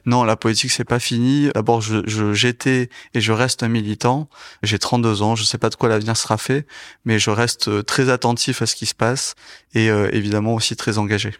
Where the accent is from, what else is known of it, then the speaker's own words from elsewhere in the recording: Toulouse, Occitania, France; je suis toulousain